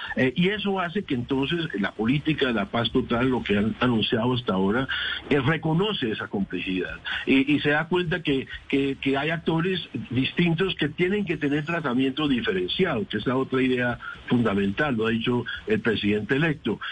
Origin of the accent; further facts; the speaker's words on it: Colombia; como colombiano